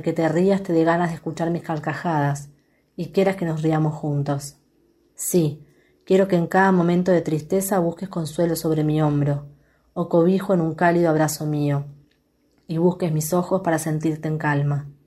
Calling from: Quilmes, Buenos Aires Province, Argentina

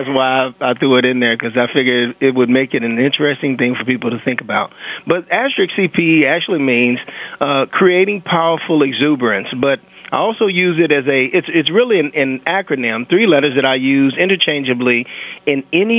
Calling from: St. Charles, Illinois, United States; St. Charles, Illinois. It's one of the leading areas for the Underground Railroad back in the day.

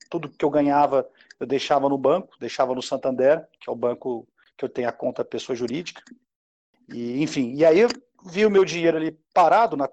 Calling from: Goiânia, Goiás, Brazil; eu estou falando de Goiânia, Goiás, é, eu sou administrador de empresa

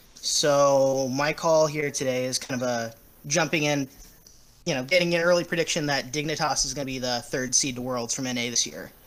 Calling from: Beaverton, Oregon, United States; I'm calling from Beaverton, Oregon.

